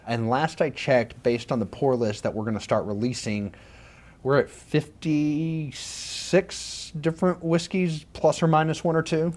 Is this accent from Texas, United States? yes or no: yes; Dumas, Texas, United States; moved away as an adult; also born or lived in Wichita Falls, Texas; now in Austin, United States; Born and raised in Dumas, Texas, Panhandle.